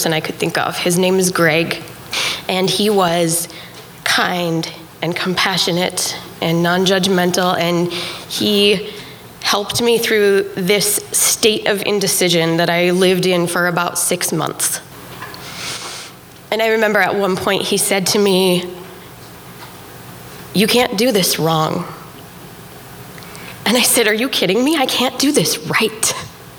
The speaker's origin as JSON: {"language": "English", "town": "Helena", "region": "Montana", "country": "United States", "tie": "born or raised there", "moved": "as an adult", "said": "Helena, Montana, my hometown"}